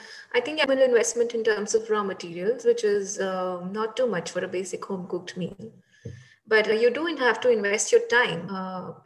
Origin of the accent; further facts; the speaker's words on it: India; now in Netherlands; because I am Indian and I have friends back in India and a huge circle back in India.